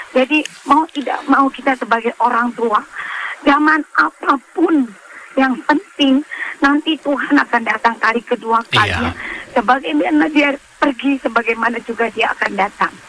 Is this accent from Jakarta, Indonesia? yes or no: yes; Jakarta, Indonesia; kampungnya Palembang saya orang Jakarta